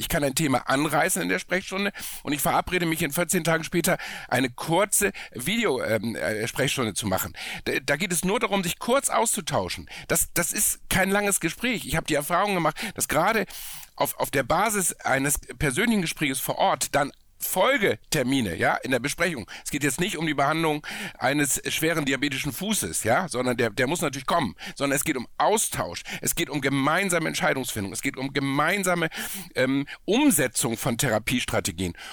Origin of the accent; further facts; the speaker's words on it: Hamburg, Germany; ich komme aus Hamburg